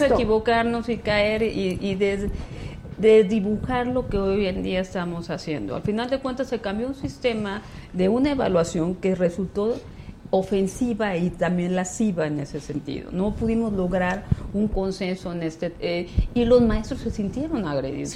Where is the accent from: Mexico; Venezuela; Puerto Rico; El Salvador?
Mexico; Ciudad del Carmen, Campeche; yo vengo de Campeche, yo soy de Ciudad del Carmen, un estado petrolero